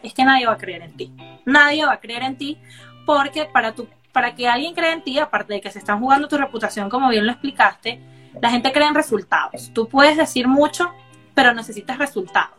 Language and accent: Spanish; Caracas, Capital District, Venezuela; moved away; yo soy de Caracas también